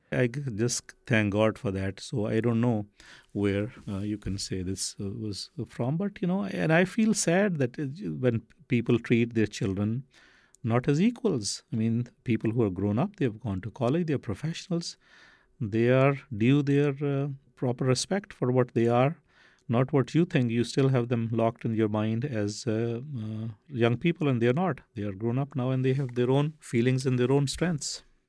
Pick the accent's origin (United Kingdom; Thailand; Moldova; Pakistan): Pakistan; Faisalabad, Punjab; moved away; also born or lived in Brooklyn / Saginaw, Michigan; I was born in Faisalabad, Pakistan, which used to be called Lilpur